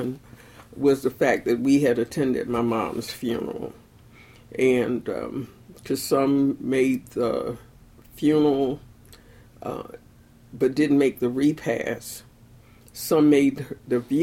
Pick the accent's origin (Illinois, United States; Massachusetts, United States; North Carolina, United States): North Carolina, United States; Elizabeth City; now in Baltimore, United States; I'm from Elizabeth City, North Carolina originally, but I've lived in Baltimore now for almost 50 years